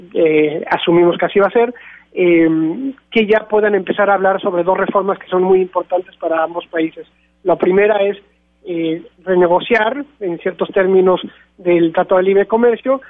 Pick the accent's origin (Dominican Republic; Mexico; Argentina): Mexico